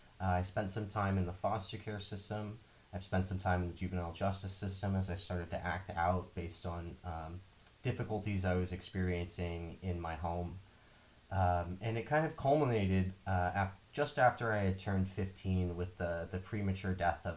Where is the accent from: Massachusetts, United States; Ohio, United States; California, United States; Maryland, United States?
California, United States; Bay Area; I grew up in the Bay Area. I've lived in almost all of the major counties within the immediate vicinity of San Francisco. I moved around a lot as a kid.